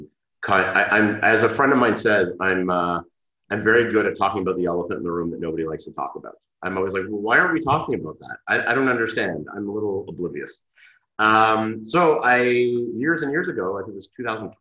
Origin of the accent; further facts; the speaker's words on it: Canada; moved away as an adult; now in Israel; Okay, so I am Canadian. I grew up in Canada, lived most of my life in Canada. I moved to Israel when I was about 20.